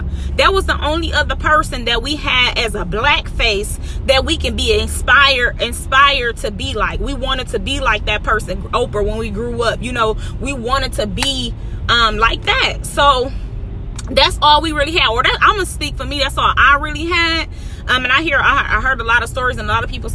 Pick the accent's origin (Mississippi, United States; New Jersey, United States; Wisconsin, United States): Wisconsin, United States; Milwaukee; Center Street, that's where I'm from, 24th and Center, till